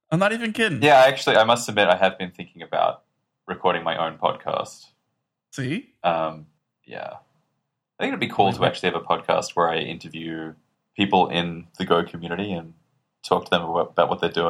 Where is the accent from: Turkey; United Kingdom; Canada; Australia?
Australia; people in Australia think that I'm not Australian because I guess I spend a lot of time speaking to international audiences, uh so I sort of round out my accent a little bit.